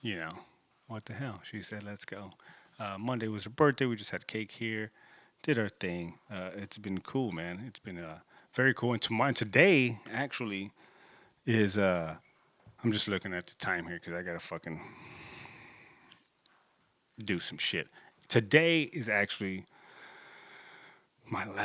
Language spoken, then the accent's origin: English; Corpus Christi, Texas, United States; my hometown, you know, I'm in Corpus Christi, 361